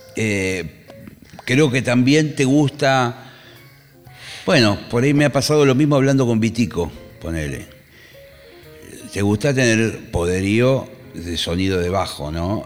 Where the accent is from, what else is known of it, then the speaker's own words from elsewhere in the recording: Monte Grande, Buenos Aires Province, Argentina; Yo soy nacido en Monte Grande, vivo en Monte Grande hoy en día. nunca me fui.